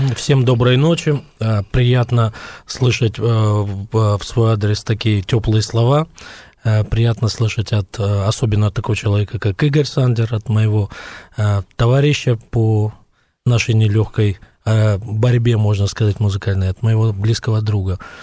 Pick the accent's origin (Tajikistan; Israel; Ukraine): Tajikistan; Dushanbe; я из Душамбе